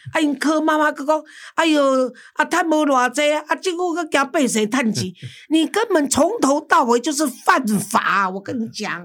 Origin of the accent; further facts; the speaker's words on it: Taiwan; 我们台湾人看不见台湾